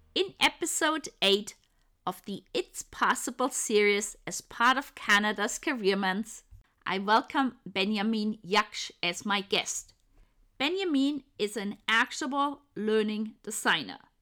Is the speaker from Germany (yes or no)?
yes; Germany; moved away; go back to Germany. And so to meet somebody from my hometown